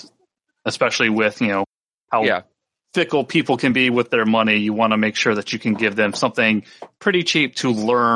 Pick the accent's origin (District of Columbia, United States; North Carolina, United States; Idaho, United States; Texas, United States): North Carolina, United States; my hometown in North Carolina